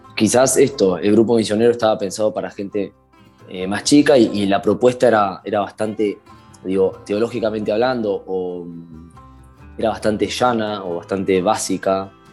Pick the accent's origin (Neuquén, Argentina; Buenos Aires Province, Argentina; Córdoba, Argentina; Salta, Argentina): Buenos Aires Province, Argentina; Castelar; tengo 24 años, soy de Castelar